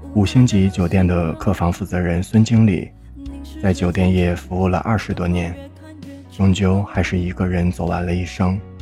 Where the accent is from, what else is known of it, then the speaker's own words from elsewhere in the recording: Harbin, Heilongjiang, China; 我的家乡哈尔滨是三线城市